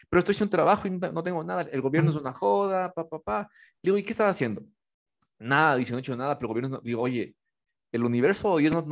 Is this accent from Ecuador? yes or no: yes; Ecuador; soy ecuatoriano.